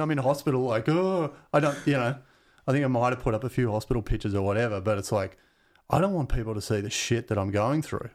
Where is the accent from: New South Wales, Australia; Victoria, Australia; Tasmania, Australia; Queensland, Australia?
Victoria, Australia; Glen Waverley; also born or lived in Mount Dandenong / Keysborough; I grew up in Glen Waverley